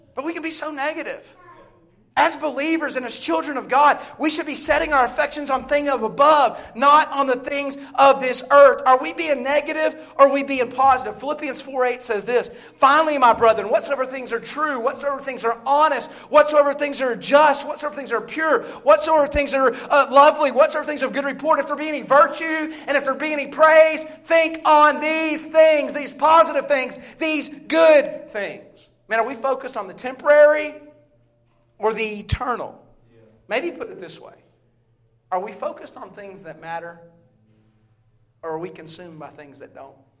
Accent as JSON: {"language": "English", "region": "the Bible Belt in the South", "country": "United States", "tie": "born or raised there", "also_born_or_lived": "Statesville, North Carolina", "said": "I grew up in the Bible Belt in the South"}